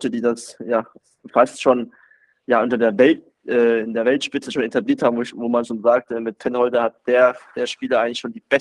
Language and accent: German; Baden-Württemberg, Germany; ich würde mich schon selber auch als Schwabe identifizieren.